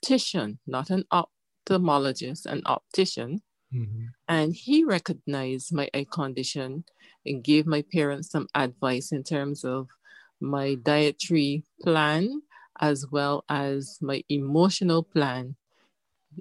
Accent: Barbados; I was born in Barbados to parents who were visionary

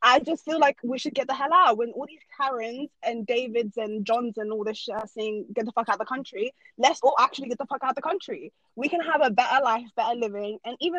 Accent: Norway; born there; I'm a Norwegian citizen. I was born in Norway.

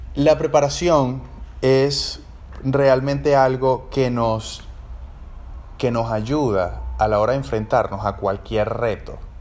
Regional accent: Caracas, Capital District, Venezuela; moved away as an adult; also born or lived in Asunción, Paraguay; soy trompetista venezolano, soy de Caracas

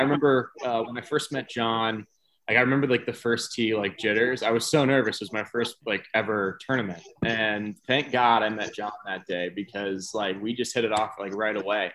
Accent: New York, United States; moved away; also born or lived in Florida / South Carolina; I'm from New York. I went to high school in Florida.

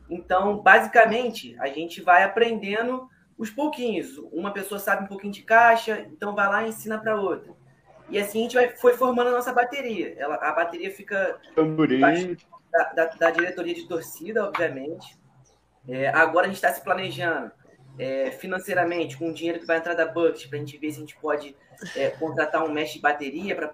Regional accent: Rio de Janeiro, Brazil; A gente, tipo assim, a gente é carioca, a gente gosta muito de carnaval.

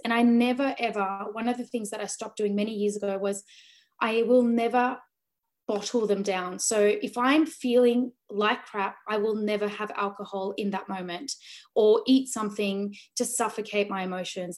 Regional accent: Sydney, New South Wales, Australia; born or raised there; also born or lived in Delhi, India

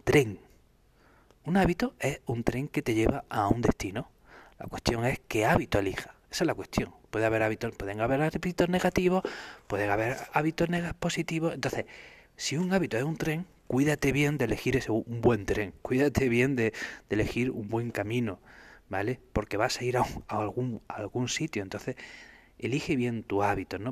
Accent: Spain; los españoles

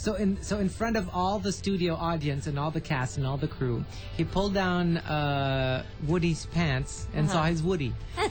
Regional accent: Italy; also born or lived in France; Plus, I was born in France, but I was raised in Italy.

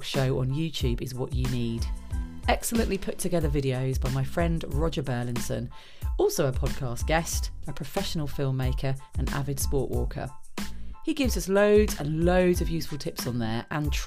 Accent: United Kingdom; also born or lived in Buckinghamshire; being British

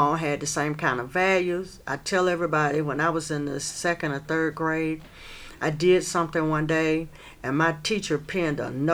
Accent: Asheville, North Carolina, United States; I was raised in Stumptown

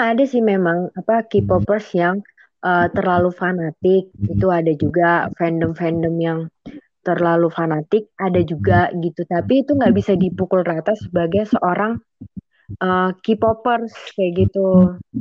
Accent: Indonesia; kami dari Indonesia dan tinggal di Indonesia

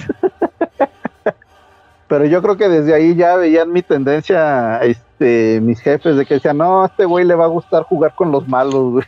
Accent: Toluca, State of Mexico, Mexico; also born or lived in Metepec; now in Mexico City, Mexico; yo, yo crecí en, en Toluca, bueno, Toluca y Metepec

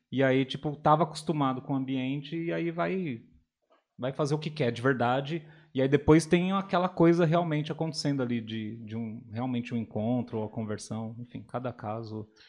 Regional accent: São Paulo, Brazil; now in Atibaia, Brazil; venho de São Paulo, capital

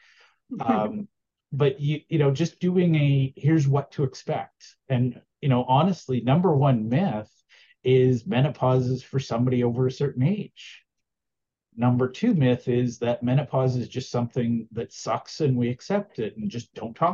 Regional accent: Alberta, Canada; I'm from Alberta.

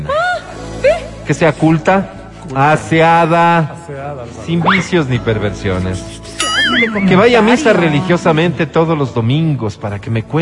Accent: Zaruma, El Oro, Ecuador; born there; Nací en Saruma, la tierra del café y del oro

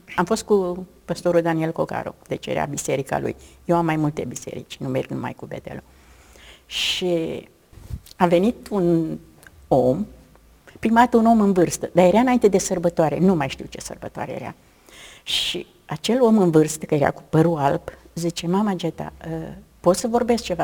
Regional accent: Romania; Sunt româncă.

